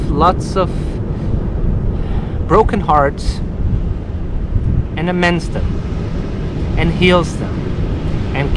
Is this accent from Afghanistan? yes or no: yes; Kabul, Afghanistan; born or raised there; now in Los Angeles, United States